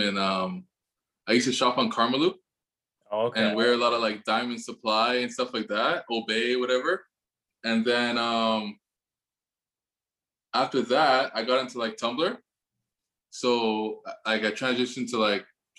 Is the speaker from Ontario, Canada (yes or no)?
yes; Richmond Hill, Ontario, Canada; moved away as an adult; now in Toronto, Canada; originally I'm from Richmond Hill